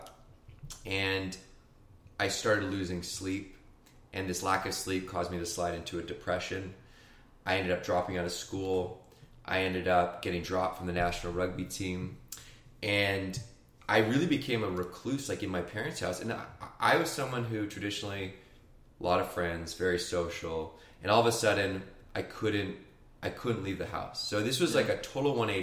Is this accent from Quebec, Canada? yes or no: no; Victoria, British Columbia, Canada; I grew up in Victoria, BC in Canada